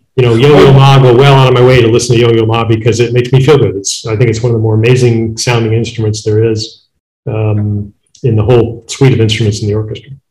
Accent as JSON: {"language": "English", "region": "Midwest", "country": "United States", "tie": "born or raised there", "said": "I grew up in the Midwest"}